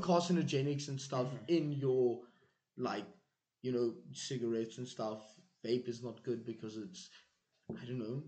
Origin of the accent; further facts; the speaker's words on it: South Africa; moved away; I'm from South Africa